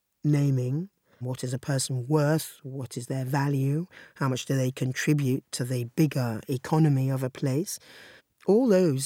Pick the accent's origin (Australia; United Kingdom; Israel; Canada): United Kingdom; also born or lived in Zanzibar; I came to Britain when I was 4 months old with my mother, who had gone to Zanzibar to marry my father.